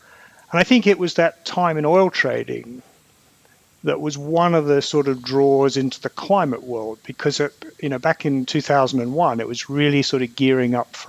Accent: Victoria, Australia; also born or lived in Malaya; I was born in Australia, in the state of Victoria, but my dad was in the army, and so at least up until high school, we lived in a number of places in Australia, in what was then called Malaya

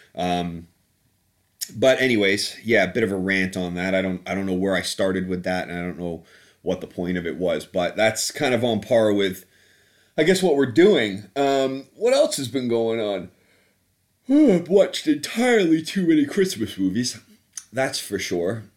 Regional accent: Canada; moved away as an adult; also born or lived in United Kingdom (born) / Southeast London; now in London, United Kingdom; I'm, uh, British by birth, but I grew up in Canada

